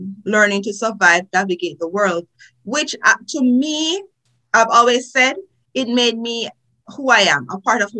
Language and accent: English; Trelawny, Jamaica; accent: Jamaican; moved away as an adult; now in United States; as you can hear from my accent, I am a Jamaican, born in Jamaica. I went to primary school in Jamaica, high school in Jamaica. I'm from a beautiful parish. You could say the best parish, Trelawney